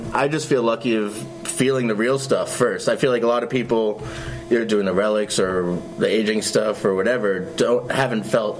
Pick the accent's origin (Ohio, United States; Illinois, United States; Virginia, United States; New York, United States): New York, United States; New York City; I grew up on Roosevelt Island.